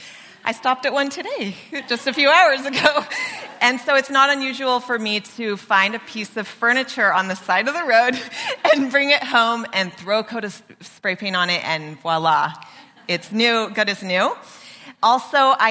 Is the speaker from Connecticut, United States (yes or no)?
no; Mission Canyon, California, United States; I grew up in Mission Canyon